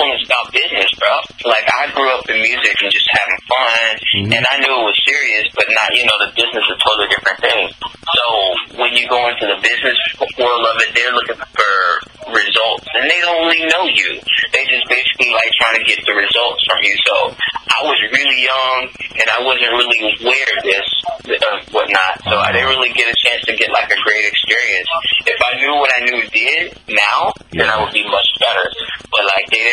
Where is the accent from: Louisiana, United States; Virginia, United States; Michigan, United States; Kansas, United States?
Louisiana, United States; New Orleans; also born or lived in Longview, Texas; I was born and raised in New Orleans and then in Longview, Texas, too. So back and forth all through Louisiana and everything.